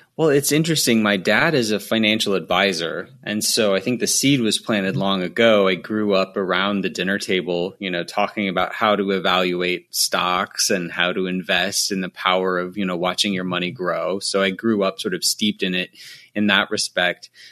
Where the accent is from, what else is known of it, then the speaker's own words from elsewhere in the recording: United States; the U S of A, uh, instead, since that's where I'm from